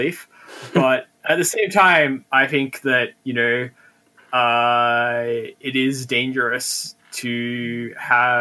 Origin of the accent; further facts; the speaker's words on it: Australia; as an Australian